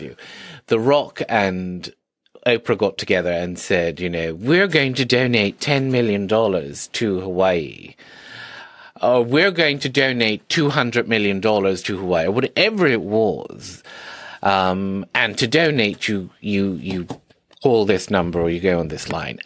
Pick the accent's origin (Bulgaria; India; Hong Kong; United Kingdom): India; I grew up in India where eighty percent of the population is vegan